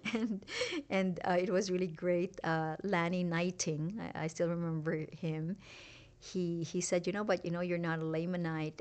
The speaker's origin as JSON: {"language": "English", "town": "Iloilo", "region": "Western Visayas", "country": "Philippines", "tie": "born or raised there", "also_born_or_lived": "Singapore", "moved": "as an adult", "lives_now": "Utah, United States", "said": "having been born in a really remote farming village in the Philippines"}